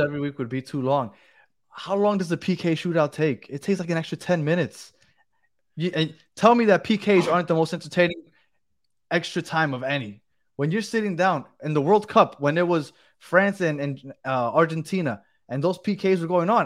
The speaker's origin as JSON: {"language": "English", "region": "New York", "country": "United States", "also_born_or_lived": "Colombia (ancestry)", "moved": "yes", "lives_now": "Miami, United States", "said": "I'm originally from New York"}